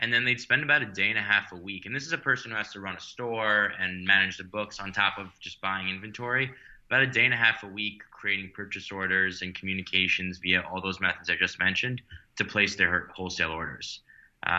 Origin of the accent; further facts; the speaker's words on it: New York City, New York, United States; I grew up in Manhattan and went to, you know, high school in the city